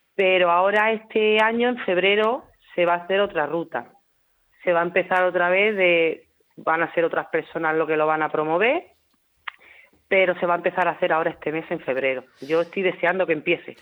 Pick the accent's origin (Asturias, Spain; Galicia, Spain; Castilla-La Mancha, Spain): Castilla-La Mancha, Spain; Hellín; moved away; soy nacida no en la región de Murcia, yo nací en Ellín.